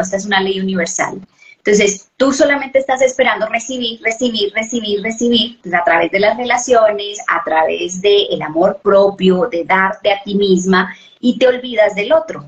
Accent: Colombia; yo soy de Colombia, vivo en Colombia

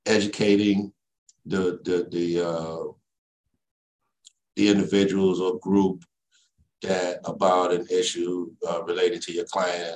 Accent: Chicago, Illinois, United States; also born or lived in Mississippi; I was born in Chicago, Illinois

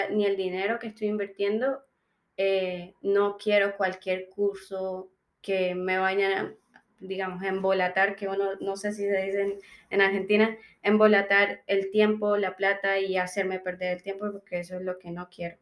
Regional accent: Colombia; moved away as an adult; now in Melbourne, Australia

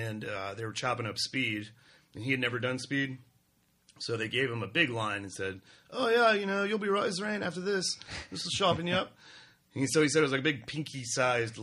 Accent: Omaha, Nebraska, United States; Omaha, Nebraska.

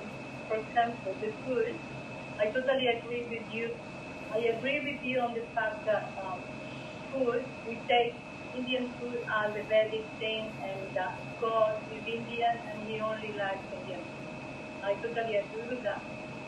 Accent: Spain

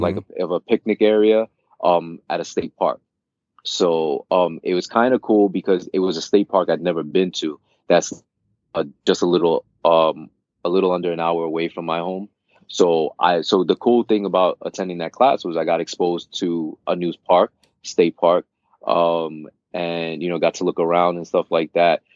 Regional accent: New York City, New York, United States; also born or lived in Queens; I am a New Yorker, born and raised, born and raised in Brooklyn, currently residing in Queens

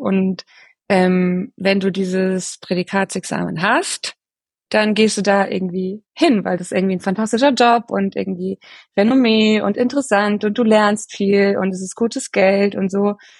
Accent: Bavaria, Germany; ich bin in Bayern aufgewachsen, aber ich habe eine, auch noch eine österreichische Seele. Ähm, da kommt meine Familie her

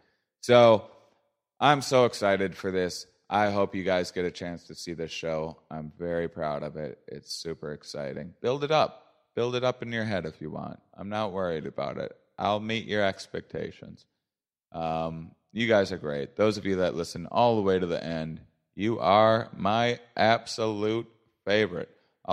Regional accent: La Crosse, Wisconsin, United States; La Crosse, Wisconsin, my hometown

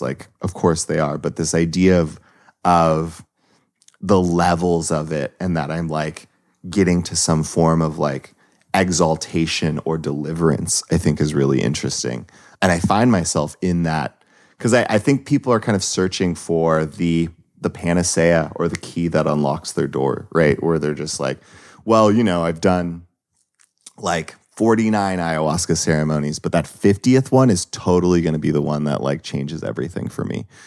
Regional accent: Los Angeles, California, United States; I grew up in Los Angeles

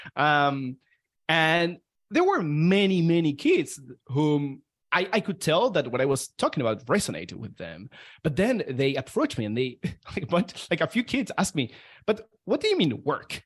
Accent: Argentina; moved away; I'm from Argentina

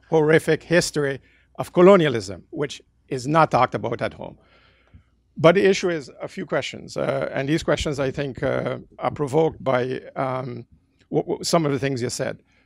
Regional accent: Netherlands; moved away; also born or lived in Caribbean; I'm from the Caribbean, grew up in the Netherlands

